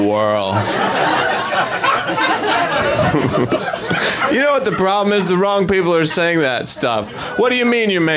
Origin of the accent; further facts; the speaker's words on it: Idaho, United States; I'm from Idaho